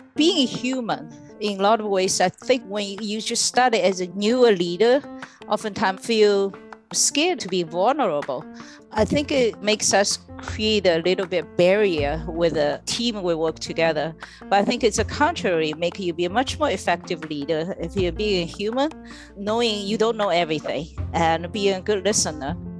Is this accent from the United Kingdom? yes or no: no; China; now in United States; I was born and raised in China